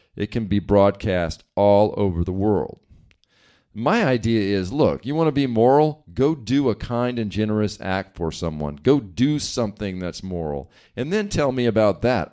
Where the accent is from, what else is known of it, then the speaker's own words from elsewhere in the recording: East Coast, United States; now in West Coast, United States; I grew up on the East Coast and now live on the West Coast